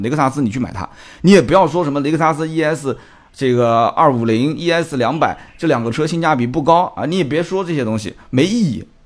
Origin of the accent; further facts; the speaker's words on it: Nanjing, Jiangsu, China; 反正我就是在那边出生的